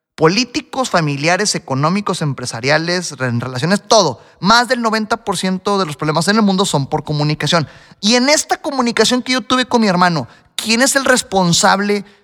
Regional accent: Mexico; Yo soy el típico mexicano al que le encanta la comida picante.

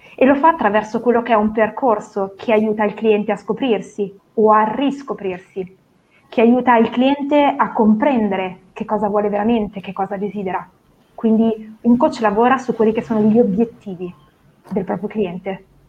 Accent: Novara, Piedmont, Italy; sono di Novara, classe 1984

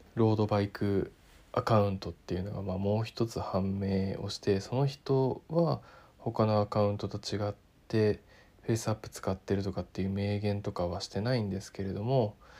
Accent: Niigata, Japan; now in Tokyo, Japan; 地元新潟から東京まで

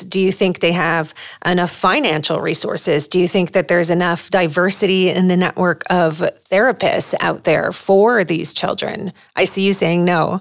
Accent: Lebanon; moved away as an adult; originally I'm from Lebanon

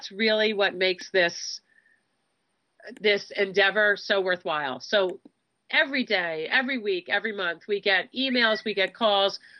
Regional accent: Southfield, Michigan, United States; born there; I was actually born in Southfield.

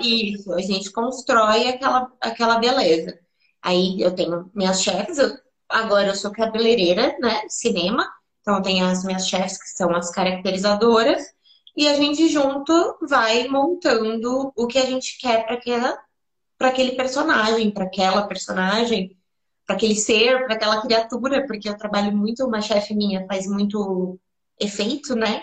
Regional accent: São Paulo, Brazil; also born or lived in Atibaia; vim daqui mesmo, vim do Chora Menino, mas depois eu fui para Atibaia

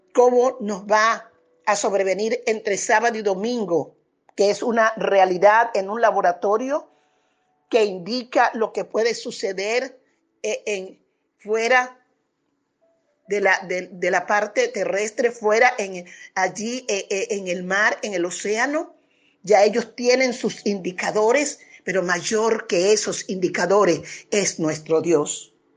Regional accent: Venezuela; somos nosotros, pueblo venezolano

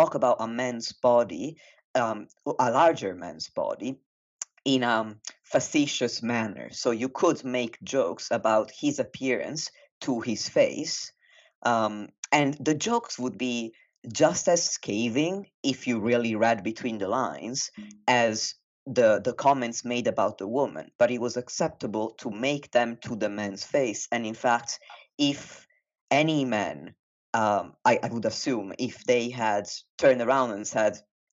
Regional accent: Italy; moved away as an adult; now in United Kingdom; I was raised in Italy and I moved to the UK when I was 18

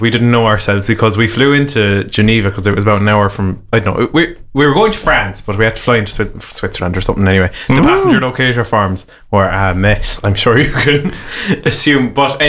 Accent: rural Waterford, Munster, Ireland; a man from rural Waterford

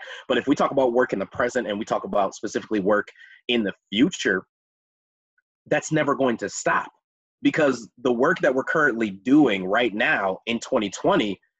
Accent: Minneapolis, Minnesota, United States; I'm from Minneapolis. I grew up on 40th and Clinton, went to Washburn High School

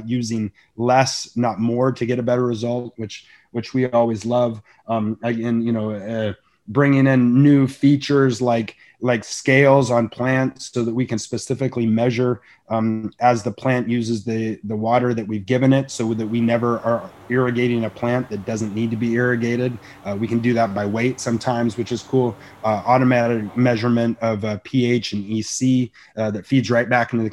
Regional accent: Santa Barbara, California, United States; build a business in my, you know, backyard of Santa Barbara, California, on the beautiful coast in my hometown.

